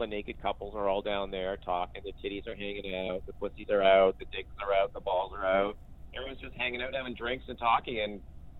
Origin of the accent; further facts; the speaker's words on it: Canada; also born or lived in British Columbia; I'm a Canadian.